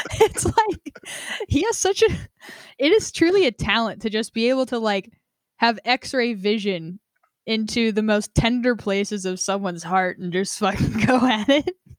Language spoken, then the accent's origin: English; Vermont, United States; moved away; I was born in Vermont, my family lives there, my mom and sister live there now